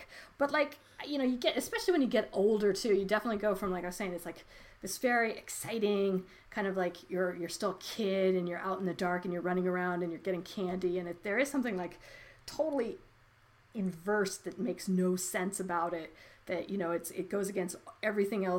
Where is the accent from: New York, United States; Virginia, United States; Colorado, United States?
Colorado, United States; I grew up in Colorado